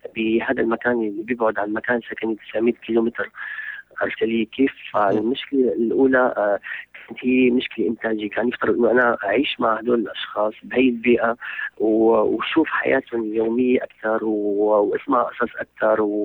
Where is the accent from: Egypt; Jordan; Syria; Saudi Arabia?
Syria; انا شخص من سوريا